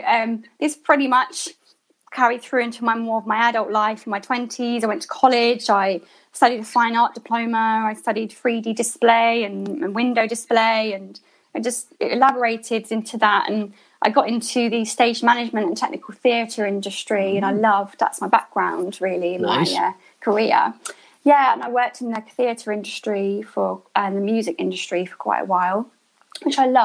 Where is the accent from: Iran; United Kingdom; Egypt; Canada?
United Kingdom; Hertfordshire, East of England; moved away as an adult; also born or lived in Enfield, London / Bristol; now in London, United Kingdom; I was born in Enfield in London. So lived in Hertfordshire for most of my life up till my 20s.